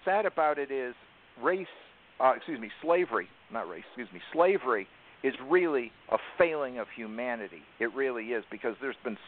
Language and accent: English; the North, United States; I'm from the North